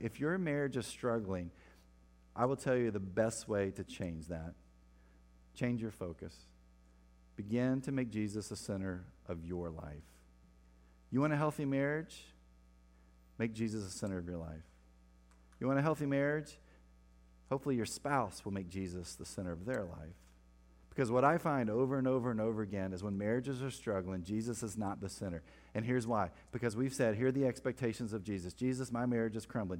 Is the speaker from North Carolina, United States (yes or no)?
yes; Winston-Salem, North Carolina, United States; moved away; my hometown in Winston-Salem. North Carolina